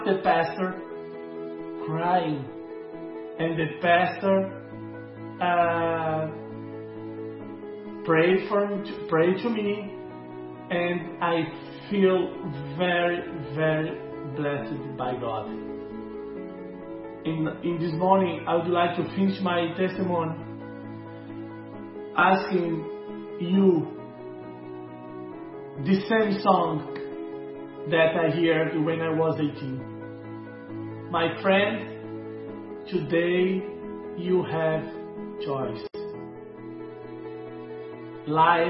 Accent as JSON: {"language": "English", "country": "Brazil", "tie": "born or raised there", "also_born_or_lived": "Portugal", "moved": "as an adult", "said": "I was born in Brazil"}